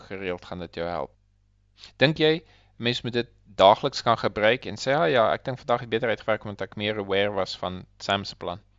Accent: South Africa; now in Australia; Hulle leef definitief baie anders eh, as ons Suid-Afrikaners.

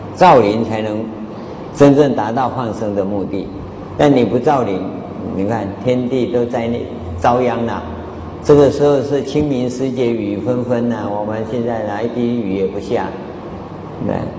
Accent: Taiwan; 我们台湾话叫做拜门靠

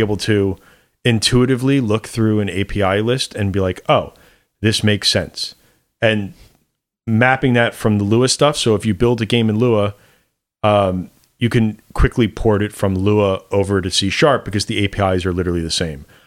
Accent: New York, United States; as a New Yorker

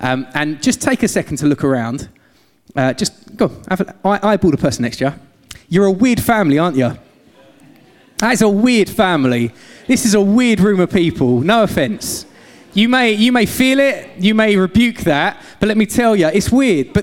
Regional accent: London, United Kingdom; accent: London-Essex mix; moved away as an adult; also born or lived in Essex; now in Gloucester, United Kingdom; we moved from London, as you can probably tell by the voice, not a Gloucester local. A bit of a weird London-Essex mix

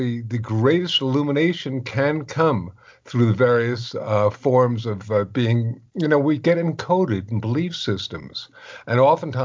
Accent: West Orange, New Jersey, United States; moved away; also born or lived in New York City; West Orange, but I was born in New York

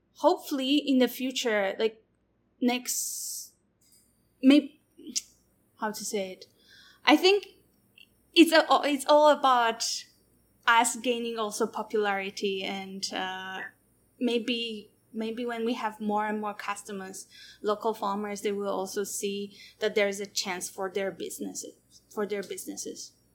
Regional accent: Poland; moved away as an adult; also born or lived in Taiwan; now in Taichung, Taiwan; I'm from Poland.

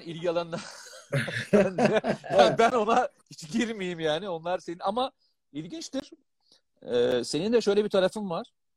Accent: Black Sea Region, Turkey; ben Karadenizliyim.

